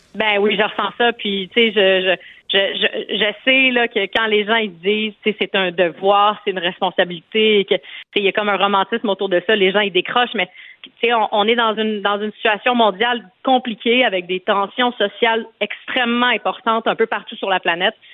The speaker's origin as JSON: {"language": "French", "town": "Montreal", "region": "Quebec", "country": "Canada", "tie": "born or raised there", "said": "j'habite à à Montréal où j'ai grandi dans Maurice Richard"}